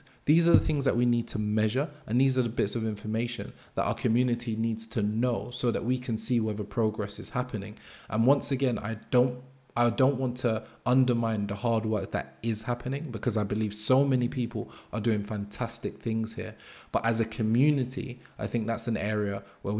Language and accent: English; London, United Kingdom; I grew up in Brixton, Angel Town